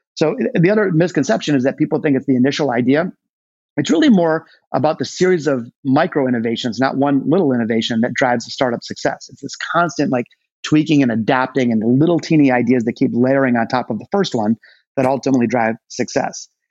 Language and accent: English; Detroit, Michigan, United States; my hometown of Detroit. Uh, I was born in the city, not the suburbs